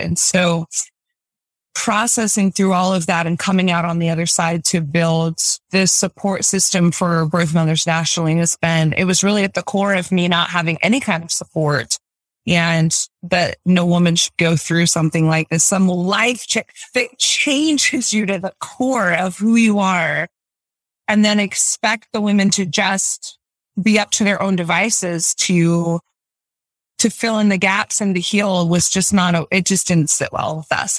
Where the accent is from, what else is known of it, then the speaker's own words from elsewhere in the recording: Utah, United States; I'm from Utah, born and raised, um, live here now